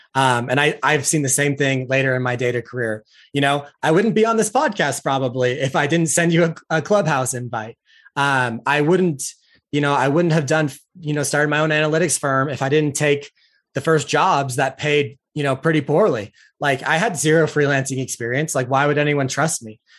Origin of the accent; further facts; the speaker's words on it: Utah, United States; I'm from Utah